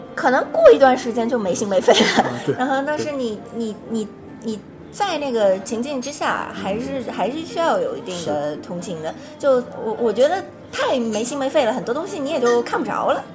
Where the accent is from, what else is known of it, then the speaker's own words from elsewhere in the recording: Shanghai, China; moved away as an adult; now in United States; 我是上海人，对。然后我从小就在上海读书的